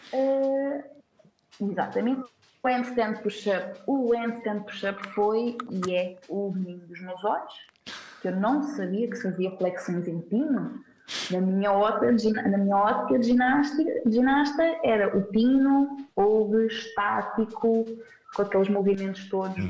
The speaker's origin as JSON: {"language": "Portuguese", "region": "Centro", "country": "Portugal", "also_born_or_lived": "Algarve", "moved": "as an adult", "lives_now": "Braga, Portugal", "said": "Eu sou do centro"}